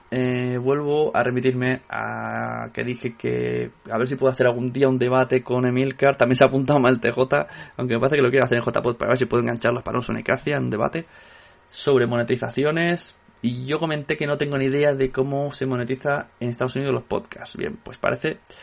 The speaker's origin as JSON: {"language": "Spanish", "region": "Catalonia", "country": "Spain", "said": "soy catalán"}